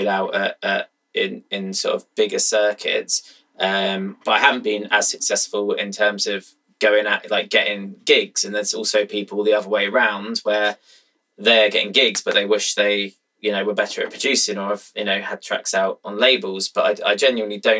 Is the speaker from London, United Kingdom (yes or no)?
no; Brighton, South East England, United Kingdom; I've kept it in my hometown